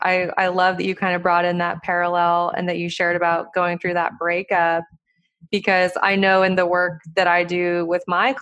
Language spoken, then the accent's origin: English; Montana, United States; I grew up in Montana, you know, like country